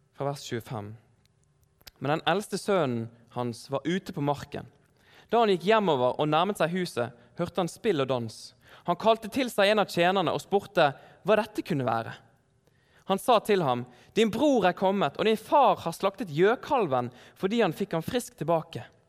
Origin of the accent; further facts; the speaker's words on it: Bergen, Vestland, Norway; moved away as an adult; now in Oslo, Norway; Jeg er her fra Bergen.